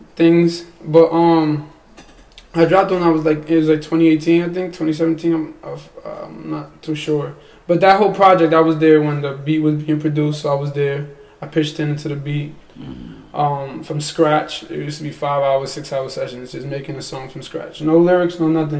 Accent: New York City, New York, United States; I'm from Bushwick

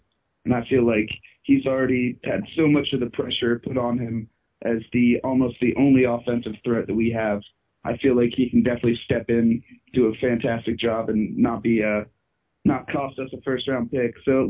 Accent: Columbia, South Carolina, United States; I'm calling from Columbia, South Carolina

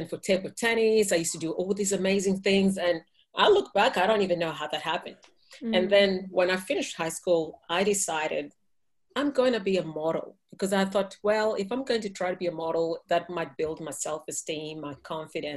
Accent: Kenya; moved away; I'm from Kenya.

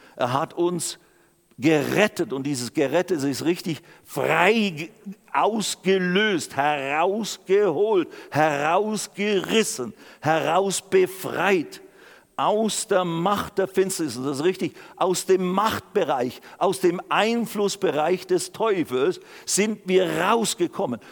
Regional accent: Switzerland; also born or lived in Germany; ich bin Schweizer und auch inzwischen auch Deutscher geworden.

